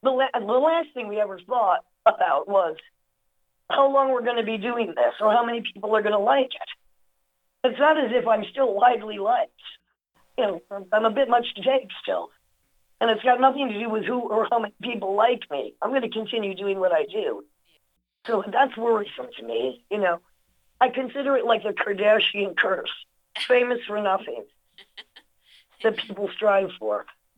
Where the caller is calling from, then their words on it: Brooklyn, New York, United States; I'm in Brooklyn.